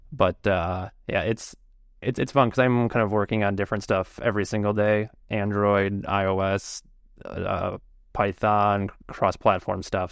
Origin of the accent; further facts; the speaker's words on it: Chicago, Illinois, United States; I'm from Chicago. Uh, I don't live, like, in Chicago. I live outside of Chicago a bit, but generally Chicago area